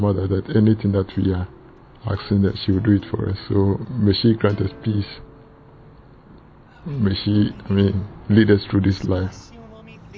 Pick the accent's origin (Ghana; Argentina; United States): Ghana; now in England; I come from Ghana, but I live in England.